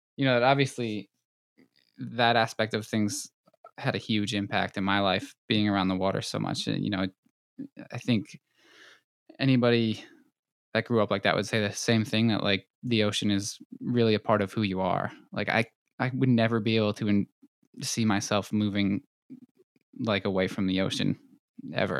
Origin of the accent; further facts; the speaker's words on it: Long Island, New York, United States; I was born and raised on Long Island